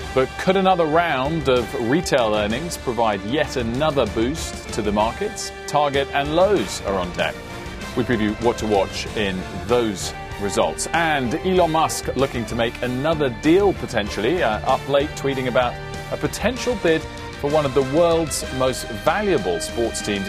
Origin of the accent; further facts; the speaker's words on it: United Kingdom; as a Brit